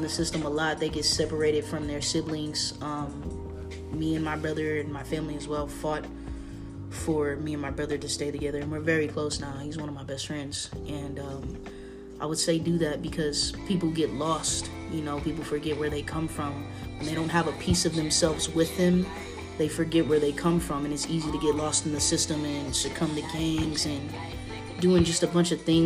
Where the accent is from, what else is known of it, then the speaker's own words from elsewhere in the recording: Lakewood, Washington, United States; also born or lived in Indio, California / Tacoma, Washington / Tri-Cities, Washington; I was raised in Lakewood.